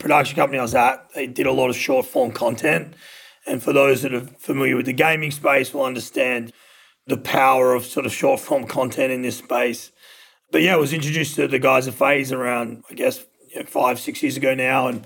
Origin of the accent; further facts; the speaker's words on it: Australia; moved away as an adult; also born or lived in Los Angeles, United States; now in Dallas, United States; So I'm Australian, which you can probably tell from my accent, but I've been over in the States for about 8.5 years.